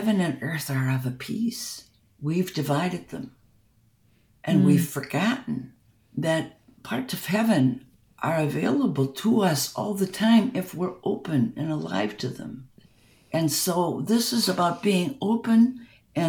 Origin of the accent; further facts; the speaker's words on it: Germany; moved away; We came from Germany